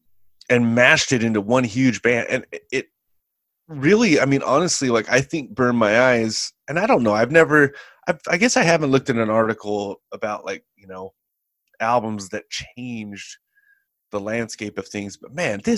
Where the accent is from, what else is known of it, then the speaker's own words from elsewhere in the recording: California, United States; Yeah, I'm from the Bay Area. I didn't spend a whole lot of time there. It's not like I grew up there. But, I mean, I'm from there.